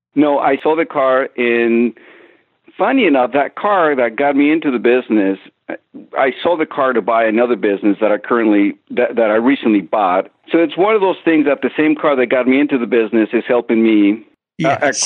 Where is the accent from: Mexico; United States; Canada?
Mexico; I grew up in Mexico